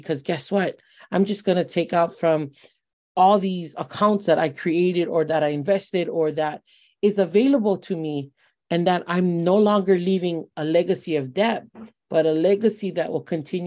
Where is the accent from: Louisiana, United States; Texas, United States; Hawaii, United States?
Hawaii, United States; West Side; I was born and raised on the West Side.